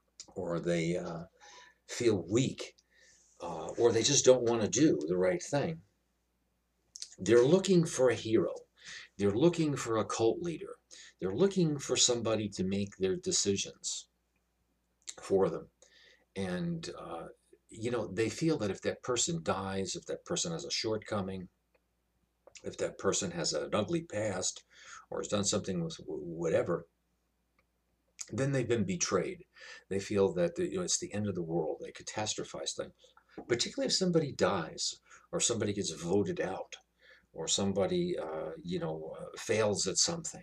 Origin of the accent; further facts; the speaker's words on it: New York, United States; I come from New York.